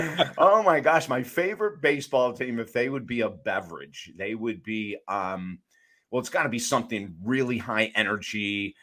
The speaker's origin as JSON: {"language": "English", "town": "Syracuse", "region": "New York", "country": "United States", "tie": "born or raised there", "also_born_or_lived": "Utica", "said": "We grew up in Syracuse and Utica, New York, which is central New York."}